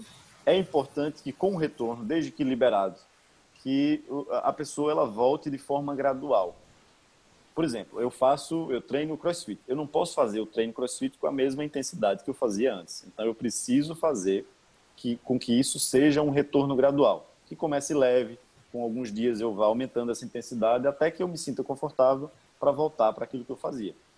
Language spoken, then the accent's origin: Portuguese; Paraíba, Brazil; moved away as an adult; also born or lived in Rio Grande do Sul; eu sou eu sou natural da Paraíba, eu tô falando aqui direto da Paraíba